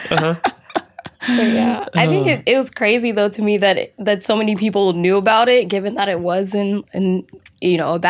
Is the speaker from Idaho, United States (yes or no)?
no; Maryland, United States; now in Pittsburgh, United States; I grew up in Maryland actually